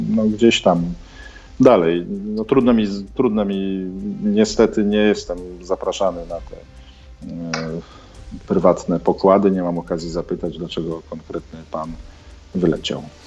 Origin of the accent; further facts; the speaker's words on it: Poland; moved away as an adult; now in Kyiv, Ukraine; jestem Polakiem